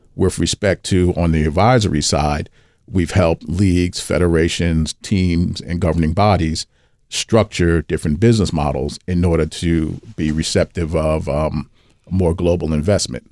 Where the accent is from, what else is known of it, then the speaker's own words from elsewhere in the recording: New York City, New York, United States; I'm from Brooklyn